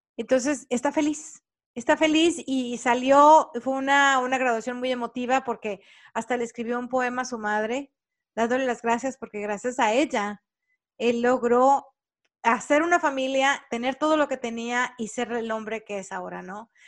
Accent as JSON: {"language": "Spanish", "country": "Mexico", "moved": "yes", "lives_now": "United States", "said": "Para nosotros los latinos, sobre todo los mexicanos"}